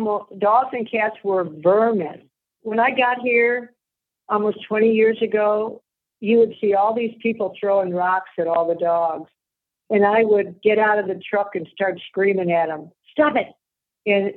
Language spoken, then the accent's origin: English; Las Vegas, Nevada, United States; now in Monterrey, Mexico; I'm from Vegas.